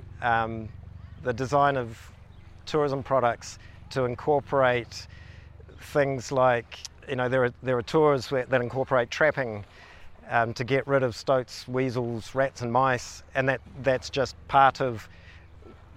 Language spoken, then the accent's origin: English; Kawakawa, Northland, New Zealand; now in Wānaka, New Zealand; I grew up in the Bay of Islands in Northland, was born in a little town called Kawakawa